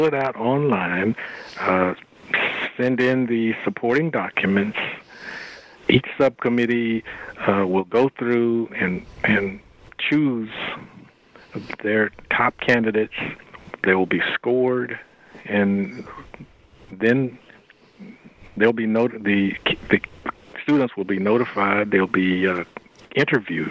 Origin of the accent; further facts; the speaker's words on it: Texas, United States; I'm from Texas